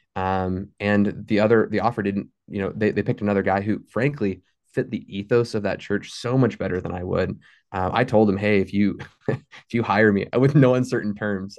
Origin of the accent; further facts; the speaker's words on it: Fort Worth, Texas, United States; moved away as an adult; also born or lived in Saint Elmo, Illinois; now in Ada, United States; I grew up in Fort Worth my entire life